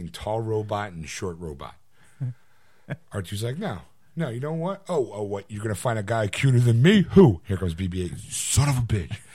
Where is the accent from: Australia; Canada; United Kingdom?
United Kingdom; I'm British.